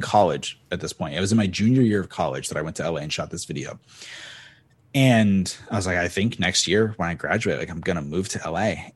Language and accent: English; Cape Cod, Massachusetts, United States; moved away as an adult; now in Los Angeles, United States; … and I are both from Cape Cod, Massachusetts